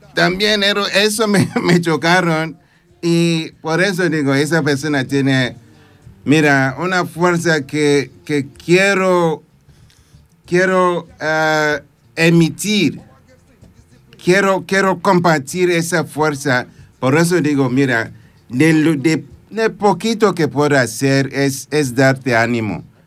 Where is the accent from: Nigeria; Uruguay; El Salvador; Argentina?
Nigeria; Spanish is a second language; moved away as an adult; now in Cerdanyola del Vallès, Spain; Soy de Nigeria, sí, de, ese país, pero prefiero que sea África